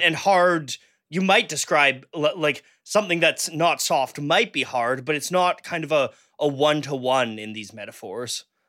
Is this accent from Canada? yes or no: yes; Canada; I'm Canadian